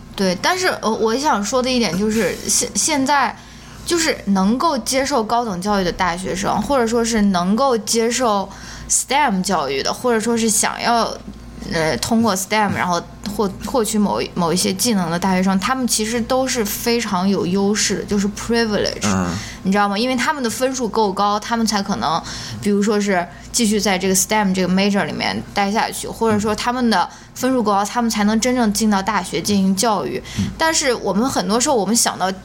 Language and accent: Chinese; China; moved away as an adult; 我也是在那种九年义务教育、应试教育体制下面，嗯。呃，成长过来的，也参加了高考，然后也是上研究生的时候才出国的